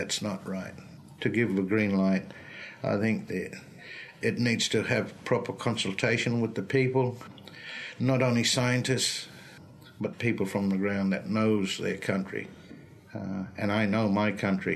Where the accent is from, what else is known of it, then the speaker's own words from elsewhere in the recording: Broome, Western Australia, Australia; I'm from Broome. It's Yarrow country, 70 kilometres east of Broome